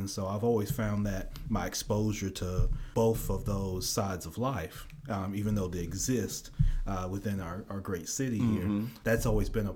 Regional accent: Memphis, Tennessee, United States; also born or lived in Chicago; I'm from Memphis, Tennessee. I was actually born in Chicago, moved down here when I was young.

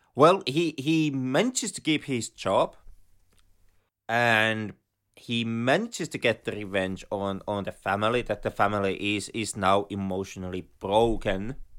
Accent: Finland

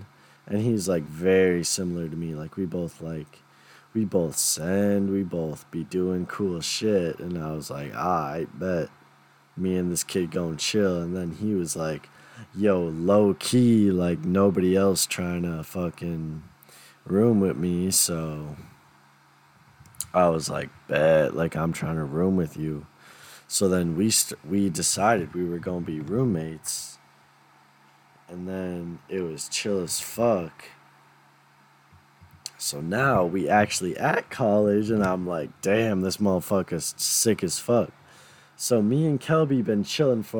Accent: St. Paul, Minnesota, United States; moved away as an adult; now in Decorah, United States; I'm from St. Paul, Minnesota. I am from St. Paul Academy

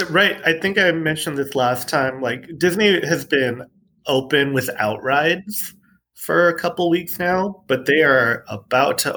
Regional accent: California, United States; also born or lived in El Paso; Yeah, growing growing up in SoCal, mostly like I I am huge on amusement parks

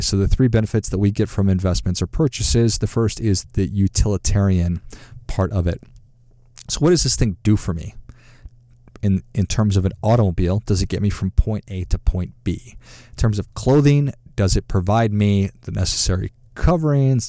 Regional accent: Duluth, Minnesota, United States; I grew up in Duluth, Minnesota, and great place to grow up

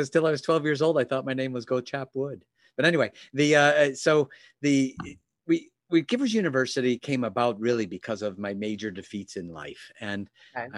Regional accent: Chicago, Illinois, United States; moved away; also born or lived in Southeast Michigan; I'm from Chicago originally. Lived in an area called Oak Brook, which is a greater Chicagoland area.

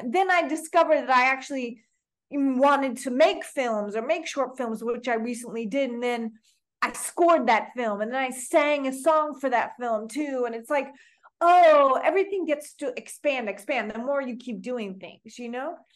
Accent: Oklahoma, United States; also born or lived in Canada / New York; now in Toronto, Canada; I grew up in Oklahoma. I was born in Canada, where I'm speaking to you from now

